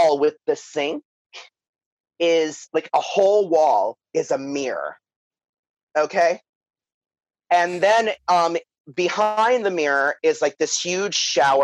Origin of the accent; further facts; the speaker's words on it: New York City, New York, United States; moved away; also born or lived in Florida; me and my sister, who are from Staten Island